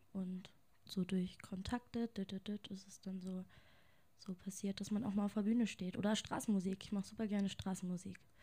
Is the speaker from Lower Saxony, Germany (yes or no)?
yes; Lehrte, Lower Saxony, Germany; now in Hanover, Germany; Also ich komme gebürtig aus Lehrte